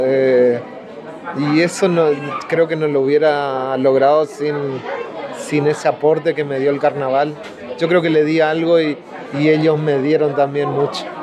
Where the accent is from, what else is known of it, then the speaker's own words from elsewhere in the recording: a town in Corrientes, Argentina; comparsas chiquitas de ahí de mi pueblo